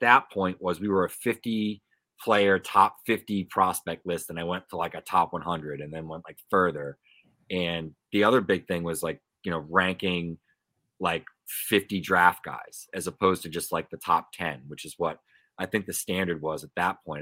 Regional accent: Pawtucket, Rhode Island, United States; I grew up around the Pawtucket Red Sox

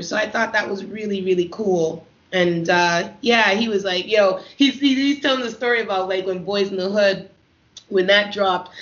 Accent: Canada; coming from a Caribbean home and being Canadian

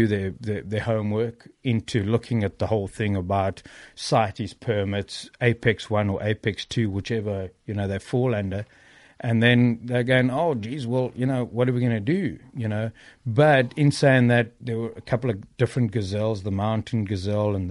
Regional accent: South Africa; now in United States; I was born in South Africa and I have a green card in America

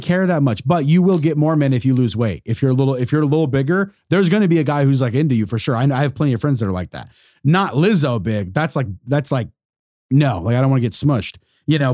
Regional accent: United States; as an American

